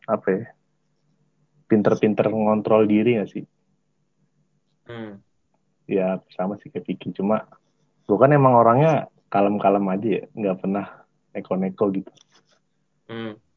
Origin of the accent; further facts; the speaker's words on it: Java, Indonesia; Gue sebagai orang Jawa bisa bilang gitu.